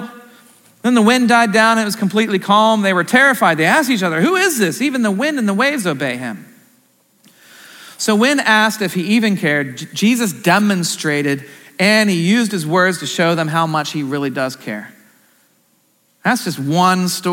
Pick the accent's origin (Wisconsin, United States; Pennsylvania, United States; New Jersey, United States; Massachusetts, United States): Pennsylvania, United States; Central; I'm from Central PA